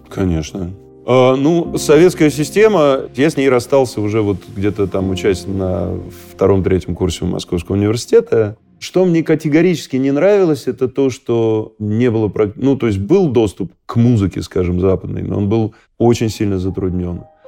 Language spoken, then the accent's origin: Russian; Russia; мы гордились, что мы из России